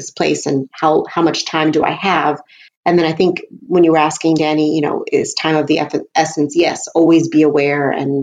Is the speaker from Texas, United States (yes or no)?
yes; Houston, Texas, United States; my hometown as an example, Houston